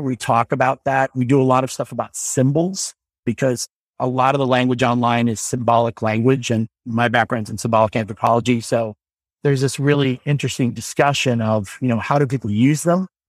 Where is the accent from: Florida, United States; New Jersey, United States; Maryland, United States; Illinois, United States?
Illinois, United States; Normal; moved away; I went to a lab school called Thomas Metcalf's School in Illinois. I'm from the town of Normal